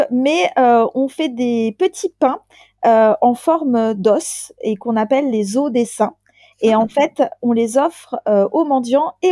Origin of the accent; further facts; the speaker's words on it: France; alors, avec mon petit accent de française, donc nous, on